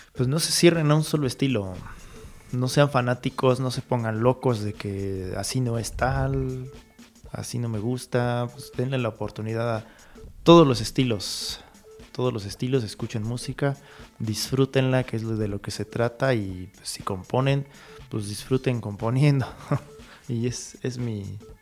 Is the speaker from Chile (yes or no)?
no; Hidalgo, Mexico; aquí nosotros somos mexicanos, somos hidalguenses